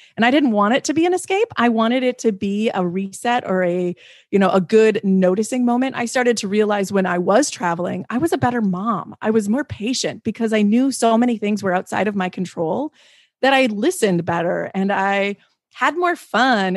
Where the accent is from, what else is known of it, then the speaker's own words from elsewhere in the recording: Midwest, United States; I come from the Midwest. Like, we're humble people